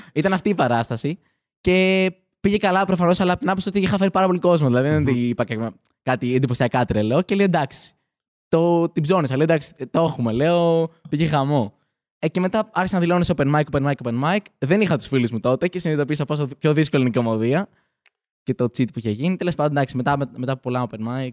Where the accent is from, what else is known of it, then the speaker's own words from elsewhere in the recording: Athens, Attica, Greece; Μεγάλωσα στην Αθήνα. Ωραία. Γεννήθηκα εδώ πέρα.